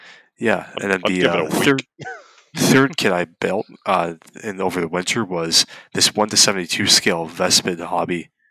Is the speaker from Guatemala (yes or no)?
no; Canada; born or raised there